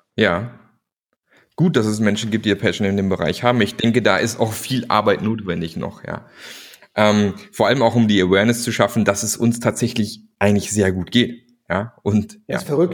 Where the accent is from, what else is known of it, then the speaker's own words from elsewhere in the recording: Germany; aus der Region, wo ich herkomme, so Richtung Bodensee